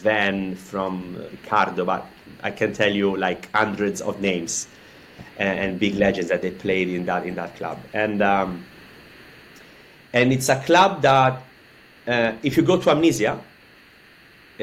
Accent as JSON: {"language": "English", "town": "Florence", "region": "Tuscany", "country": "Italy", "moved": "as an adult", "lives_now": "Barcelona, Spain", "said": "I'm coming from Florence in Italy. I left Florence a few years ago"}